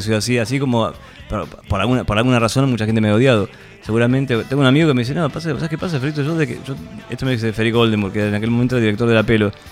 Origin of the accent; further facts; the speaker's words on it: Buenos Aires, Argentina; moved away; nací en Argentina, viví en Buenos Aires todo